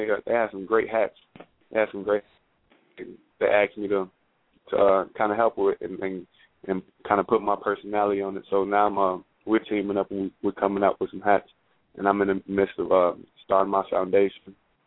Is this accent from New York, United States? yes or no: no; Chicago, Illinois, United States; moved away as an adult; now in Indianapolis, United States; I'm from Chicago